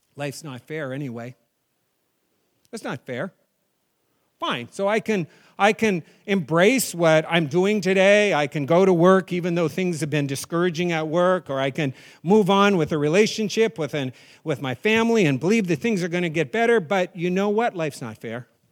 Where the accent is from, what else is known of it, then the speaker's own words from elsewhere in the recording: New England, United States; I'm from New England